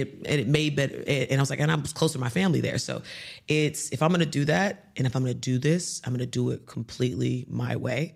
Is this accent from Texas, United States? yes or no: yes; Houston, Texas, United States; moved away as an adult; now in Dubai, United Arab Emirates; coming from Houston